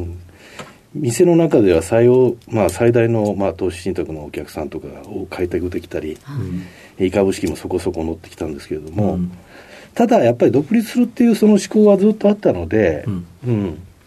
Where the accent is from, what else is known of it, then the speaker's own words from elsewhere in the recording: Kobe, Hyogo, Japan; 兵庫県神戸市です